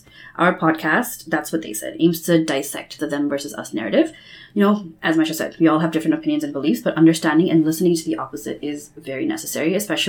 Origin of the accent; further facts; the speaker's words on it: Bangladesh; moved away as an adult; now in Canada; I also am from Bangladesh. I came to Canada about 8 years ago